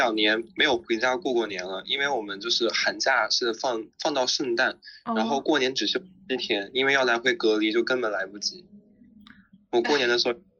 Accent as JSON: {"language": "Chinese", "country": "China", "tie": "born or raised there", "also_born_or_lived": "Xinjiang", "moved": "as an adult", "lives_now": "Hong Kong", "said": "我在内地长大"}